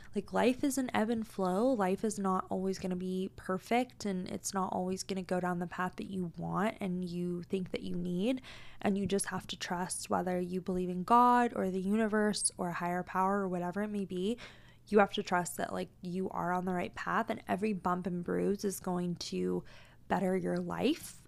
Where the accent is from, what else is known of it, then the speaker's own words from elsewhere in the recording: Tacoma, Washington, United States; now in Arizona, United States; I was born and raised in Tacoma, Washington